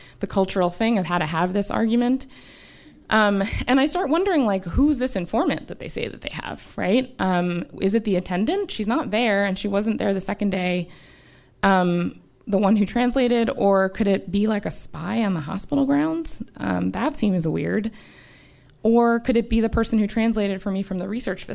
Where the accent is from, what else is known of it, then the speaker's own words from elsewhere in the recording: United States; As an American